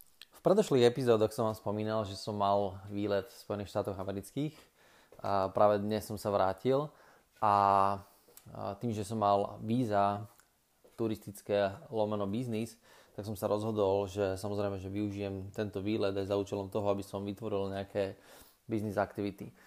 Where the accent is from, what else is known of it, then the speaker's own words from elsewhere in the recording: Slovakia; človeka, ktorý je zo Slovenska